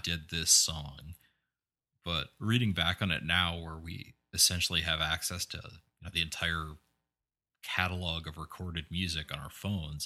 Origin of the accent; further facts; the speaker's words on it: eastern Iowa, United States; when I was a kid growing up in eastern Iowa